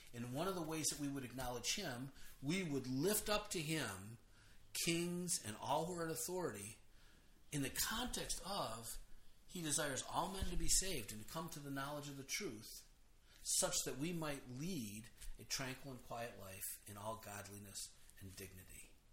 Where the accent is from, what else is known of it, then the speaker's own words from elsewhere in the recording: United States; I'm an American.